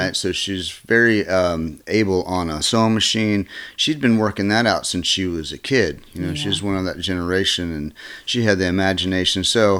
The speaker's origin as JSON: {"language": "English", "town": "Lynchburg", "region": "Virginia", "country": "United States", "tie": "born there", "said": "I was born in Lynchburg, Virginia."}